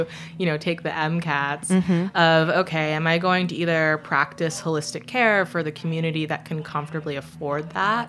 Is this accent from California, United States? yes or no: no; Saratoga Springs, New York, United States; I grew up in a small city in upstate New York, Saratoga Springs